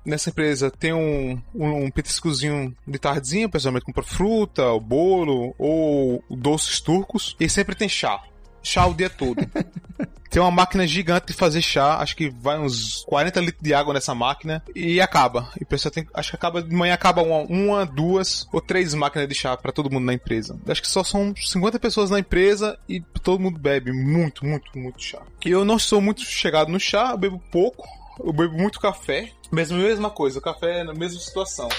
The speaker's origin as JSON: {"language": "Portuguese", "town": "Petrolina", "region": "Pernambuco", "country": "Brazil", "also_born_or_lived": "Spain", "moved": "as an adult", "lives_now": "Bursa, Turkey", "said": "Eu sou de uma cidadezinha pequena chamada Petrolina, em Pernambuco"}